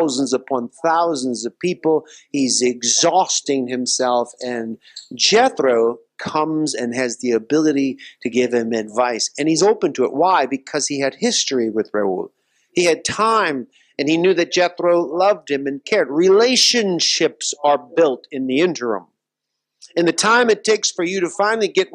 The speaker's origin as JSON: {"language": "English", "region": "Louisiana", "country": "United States", "moved": "yes", "said": "my home state"}